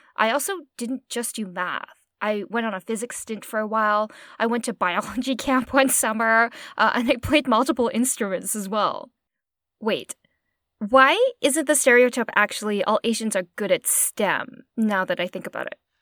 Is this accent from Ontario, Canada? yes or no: no; Okotoks, Alberta, Canada; also born or lived in Edmonton; I was born in Edmonton, and I basically spent my formative childhood years in a really small town called Okotoks in Alberta